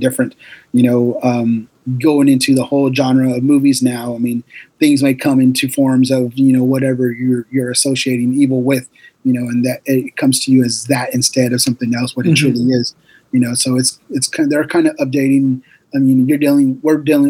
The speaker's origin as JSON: {"language": "English", "town": "Lebanon", "region": "Oregon", "country": "United States", "tie": "born or raised there", "said": "I lived in my hometown, which is Lebanon, Oregon"}